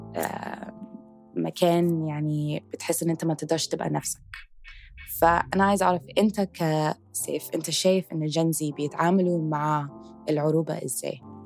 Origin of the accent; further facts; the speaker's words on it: Egypt; انا فخوره ان انا من مصر